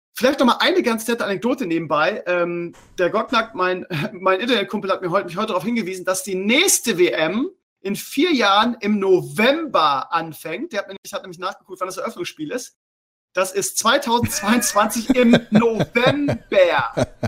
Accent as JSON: {"language": "German", "country": "Germany", "said": "als Deutscher"}